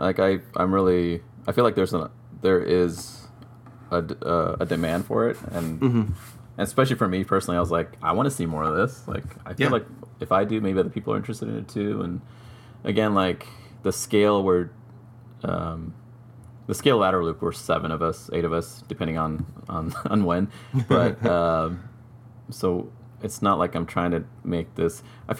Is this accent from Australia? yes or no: no; Sri Lanka; born there; I was born in Sri Lanka, which is a former British colony